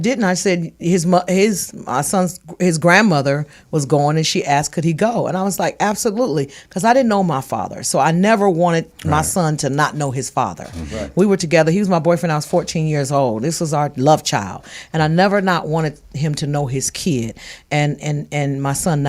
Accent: Inglewood, California, United States; I'm from Inglewood

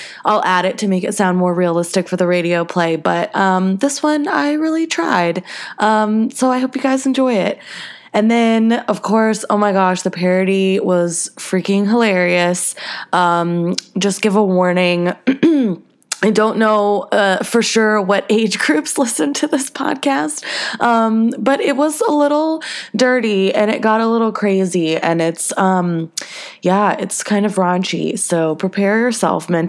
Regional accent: the South, United States; now in Los Angeles, United States; I'm from the South

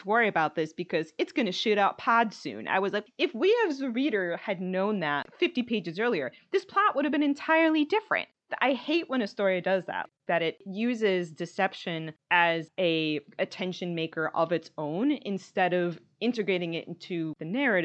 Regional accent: United States; as an American

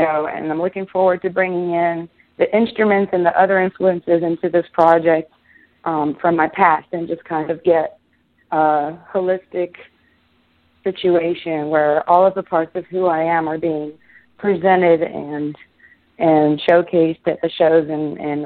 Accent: Israel; moved away as an adult; now in United States; I was born and raised in Israel. And then I moved here 5 years ago.

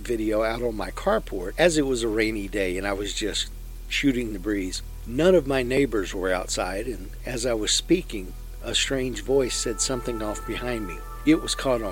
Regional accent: Lexington, Texas, United States; The house I grew up in Lexington, Texas

